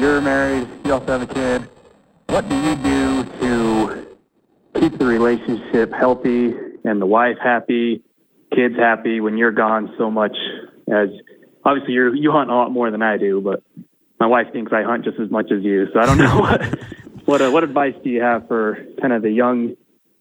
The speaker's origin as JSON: {"language": "English", "town": "Ogden", "region": "Utah", "country": "United States", "said": "I'm from Ogden, Utah"}